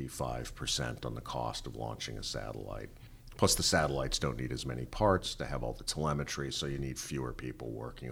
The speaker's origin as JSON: {"language": "English", "town": "Los Angeles", "region": "California", "country": "United States", "tie": "born or raised there", "said": "I grew up in the Valley"}